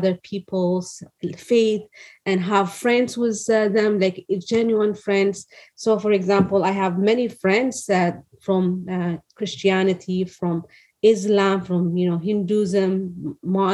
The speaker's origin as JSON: {"language": "English", "region": "Addis Ababa", "country": "Ethiopia", "tie": "born or raised there", "moved": "as an adult", "lives_now": "California, United States", "said": "the place that I grew up was in Addis Ababa"}